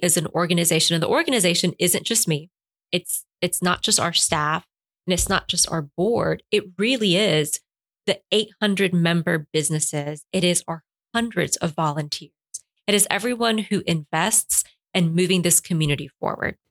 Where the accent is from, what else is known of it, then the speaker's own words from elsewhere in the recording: Puerto Rico; English is a second language; now in Albany, United States; My family emigrated from Cuba during the Cuban Revolution. They moved ultimately to Miami and then to Puerto Rico, where I was born